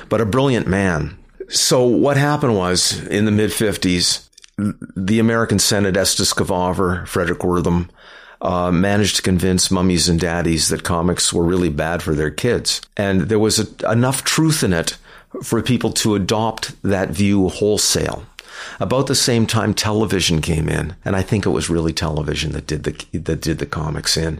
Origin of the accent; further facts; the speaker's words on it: Canada; We're Canadian